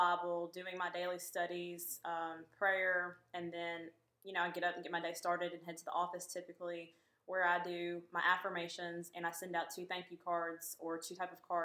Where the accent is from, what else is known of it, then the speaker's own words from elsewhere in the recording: Lebanon, Tennessee, United States; now in Murfreesboro, United States; Grew up in Lebanon, Tennessee